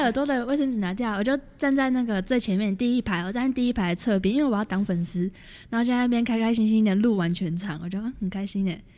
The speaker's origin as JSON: {"language": "Chinese", "region": "Taoyuan", "country": "Taiwan", "said": "我是桃园人，然后桃园就很无聊啊"}